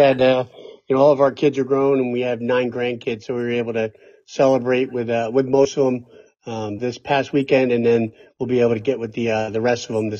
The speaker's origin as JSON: {"language": "English", "town": "Poughkeepsie", "region": "New York", "country": "United States", "tie": "born or raised there", "said": "I reached back and was able to get a by name request to go back to my hometown of Poughkeepsie, New York."}